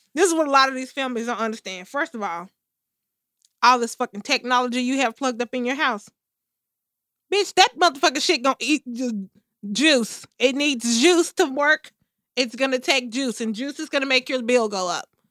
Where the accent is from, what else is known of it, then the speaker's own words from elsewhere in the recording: United States; I'm a fucking American